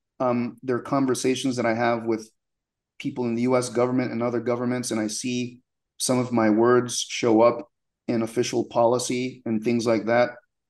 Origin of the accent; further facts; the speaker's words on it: United States; born there; When I was born in the United States, my mom from Haiti, my father from Sierra Leone, but they got divorced when I was like 2 years old